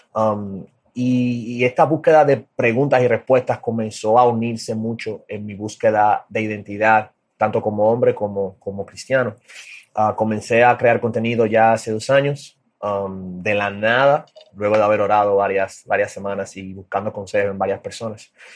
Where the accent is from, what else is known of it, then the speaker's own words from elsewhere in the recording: Dominican Republic; soy de República Dominicana